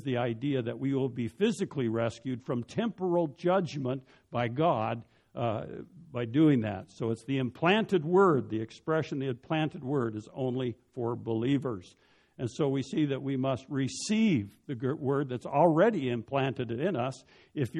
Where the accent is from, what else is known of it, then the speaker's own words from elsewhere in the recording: Denver, Colorado, United States; When I was a child growing up in Denver